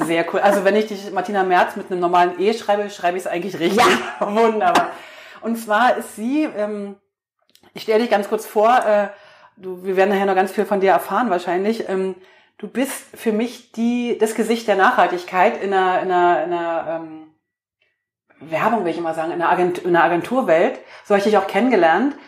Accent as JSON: {"language": "German", "region": "East Germany", "country": "Germany", "tie": "born or raised there", "said": "ich bin im Osten groß geworden"}